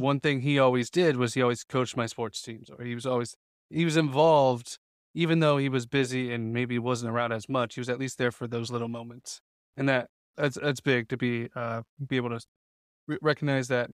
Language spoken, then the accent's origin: English; Greenfield, Indiana, United States; I grew up in Greenfield